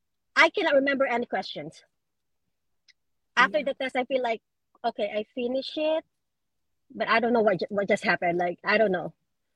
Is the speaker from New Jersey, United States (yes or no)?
yes; New Jersey, United States; I'm from New Jersey.